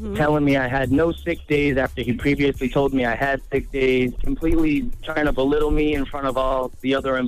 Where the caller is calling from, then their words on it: Worcester, Massachusetts, United States; I'm from Worcester.